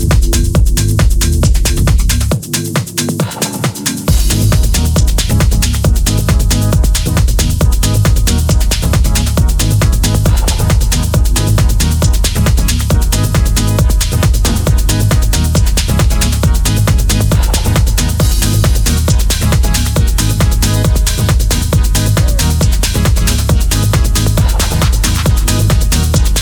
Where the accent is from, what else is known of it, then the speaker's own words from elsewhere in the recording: Southampton, South East England, United Kingdom; my hometown of Southampton, UK